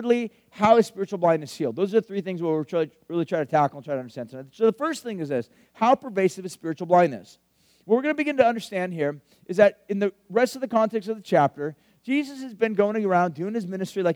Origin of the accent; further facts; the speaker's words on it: Huntington Beach, California, United States; I grew up in Huntington Beach.